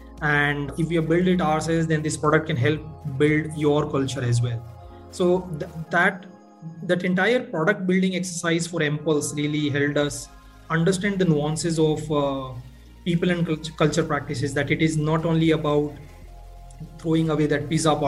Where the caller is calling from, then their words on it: Bangalore, Karnataka, India; I am dialing in from Bangalore in India.